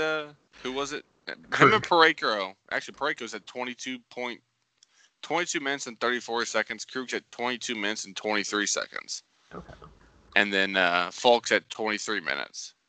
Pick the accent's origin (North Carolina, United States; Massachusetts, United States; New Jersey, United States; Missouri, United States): Missouri, United States; St. Louis; we're all from St. Louis